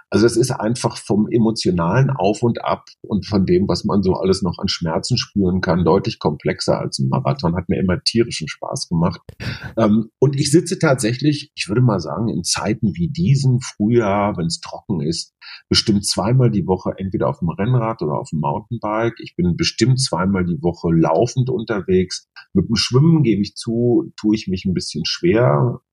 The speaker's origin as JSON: {"language": "German", "town": "Münster", "region": "North Rhine-Westphalia", "country": "Germany", "tie": "born or raised there", "also_born_or_lived": "Munich", "moved": "as an adult", "lives_now": "Berlin, Germany", "said": "als Münsteraner, als gebürtiger Westfale"}